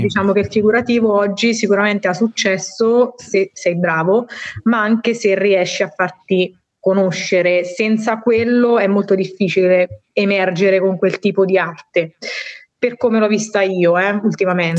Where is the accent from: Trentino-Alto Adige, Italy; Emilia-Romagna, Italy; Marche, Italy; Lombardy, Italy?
Marche, Italy; moved away as an adult; now in Bologna, Italy; sono marchigiana